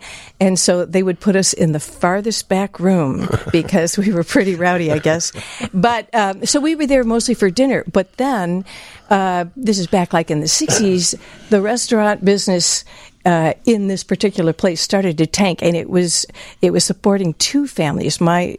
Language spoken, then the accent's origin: English; Evanston, Illinois, United States; also born or lived in Glenview, Illinois / Glencoe, Illinois; Actually, we grew up in Evanston.